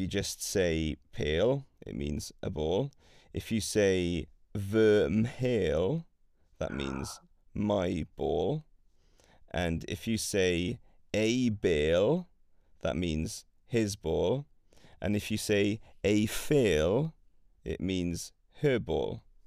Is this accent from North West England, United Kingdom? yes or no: no; Wales, United Kingdom; first language Welsh and English; I grew up speaking Welsh